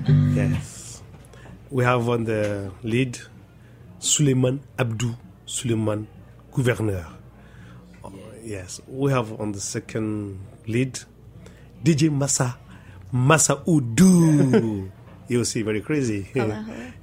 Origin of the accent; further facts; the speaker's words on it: Niger; We come from Niger